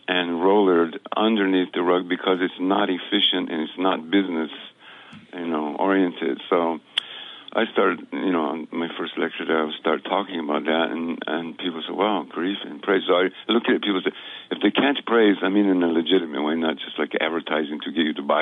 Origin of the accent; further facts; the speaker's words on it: New Mexico, United States; moved away; also born or lived in Guatemala; I grew up in New Mexico